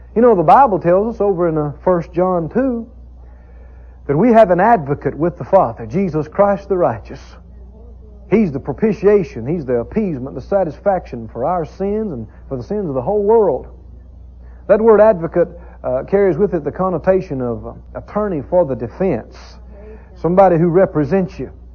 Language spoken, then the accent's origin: English; the South, United States; I grew up in the South, in the country, rural area